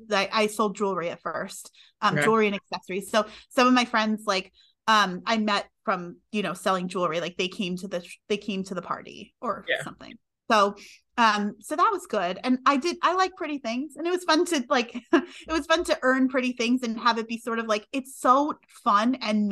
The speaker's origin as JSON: {"language": "English", "region": "New York", "country": "United States", "also_born_or_lived": "Connecticut", "moved": "as an adult", "said": "We're from New York originally"}